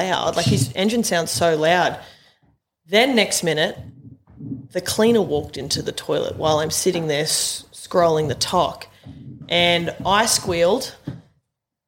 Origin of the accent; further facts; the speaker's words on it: Maitland, New South Wales, Australia; I was born and bred in Maitland, and the Belmore Hotel where you went was my old stomping ground